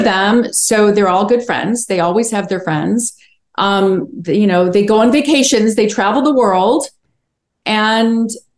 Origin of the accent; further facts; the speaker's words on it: Chicago, Illinois, United States; also born or lived in Wilmington, North Carolina; now in Los Angeles, United States; I'm from Chicago. I miss it a lot.